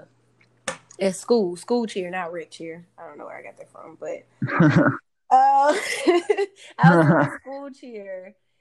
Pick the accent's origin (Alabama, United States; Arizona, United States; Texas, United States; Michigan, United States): Alabama, United States; also born or lived in Louisiana; I was from Alabama